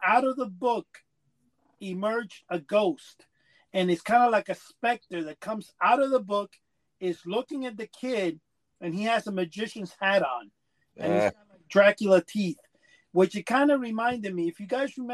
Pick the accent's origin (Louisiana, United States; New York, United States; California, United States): New York, United States; New York City; also born or lived in Cuba; I grew up in Manhattan, came from Cuba in the early 60s, late 60s, actually, very young.